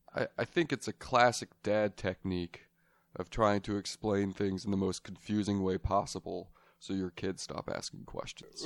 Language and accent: English; Las Vegas, Nevada, United States; I am born and raised in Las Vegas.